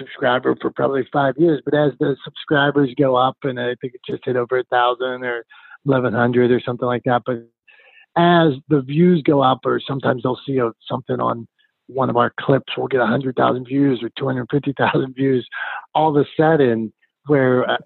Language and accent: English; Pittsburgh, Pennsylvania, United States; I'm a guy from Pittsburgh who grew up getting beat up